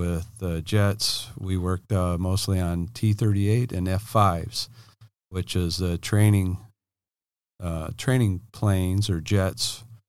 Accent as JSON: {"language": "English", "region": "Illinois", "country": "United States", "lives_now": "San Diego, United States", "said": "Okay. Yeah … I'm from Illinois. I own Ken Miller Welding here in San Diego."}